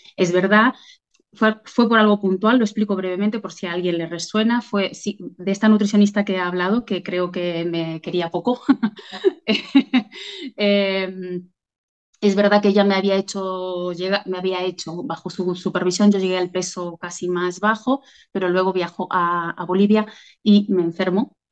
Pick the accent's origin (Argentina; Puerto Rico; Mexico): Argentina; moved away as an adult; now in Catalonia, Spain; soy argentina, descendiente de, italianos